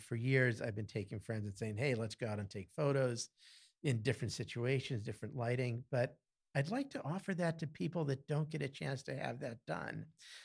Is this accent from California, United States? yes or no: no; Easton, Pennsylvania, United States; also born or lived in Carbondale, Pennsylvania / Lock Haven, Pennsylvania; I'm pretty much from Easton. We've lived here since I was 7 years old